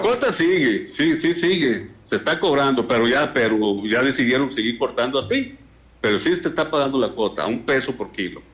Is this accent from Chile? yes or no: no; La Ruana, Michoacán, Mexico; allá en mi pueblo, en La Ruana, o sea, en el municipio de Bonavista